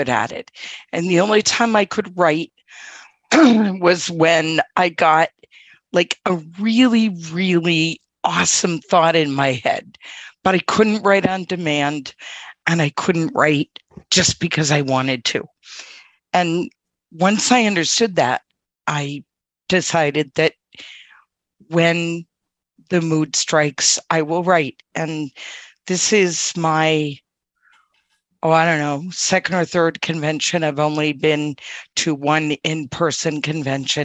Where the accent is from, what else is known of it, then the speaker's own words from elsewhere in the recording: Quincy, Massachusetts, United States; I am from Quincy, Massachusetts